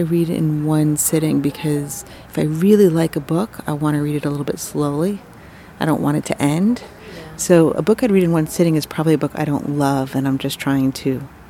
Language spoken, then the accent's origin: English; Miami Beach, Florida, United States; moved away; the state of Florida, which is where I'm from originally.